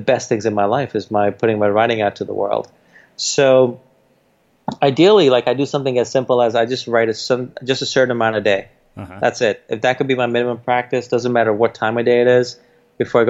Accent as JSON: {"language": "English", "town": "New York City", "region": "New York", "country": "United States", "tie": "born or raised there", "said": "We didn't grow up in an Indian community. We grew up in Jamaica, Queens"}